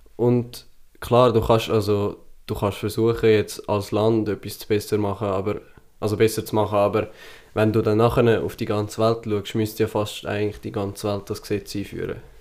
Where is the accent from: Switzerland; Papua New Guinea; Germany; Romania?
Switzerland; Selber sind wir Schweizer